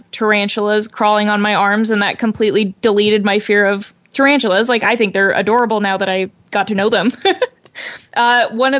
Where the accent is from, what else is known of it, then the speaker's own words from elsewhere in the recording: Portland, Oregon, United States; moved away; I decided to move away back to my hometown of Portland, Oregon